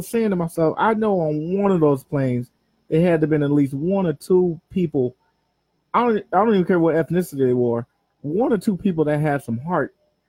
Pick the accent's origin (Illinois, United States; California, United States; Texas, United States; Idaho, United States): California, United States; Los Angeles; I'm from Watts.